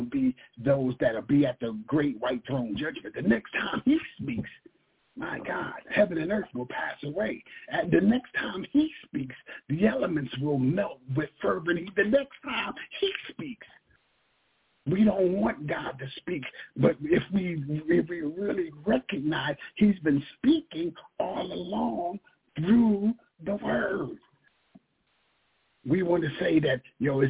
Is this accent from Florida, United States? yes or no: no; Philadelphia, Pennsylvania, United States; We're from North Philly.